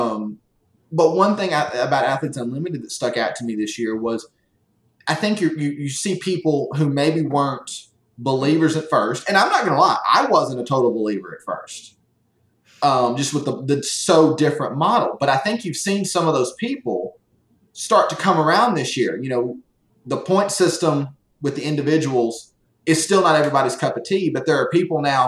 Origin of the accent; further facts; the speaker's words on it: the South, United States; I'm a Southerner